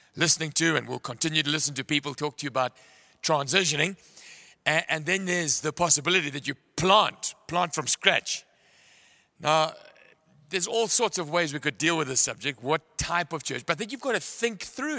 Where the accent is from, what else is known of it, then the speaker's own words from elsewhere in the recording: Pietermaritzburg, KwaZulu-Natal, South Africa; I come from Maritzburg